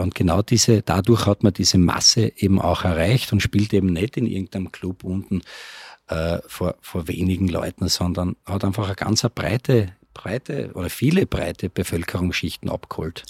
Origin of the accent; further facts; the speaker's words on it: Graz, Styria, Austria; somit sind wir eigentlich in Graz groß geworden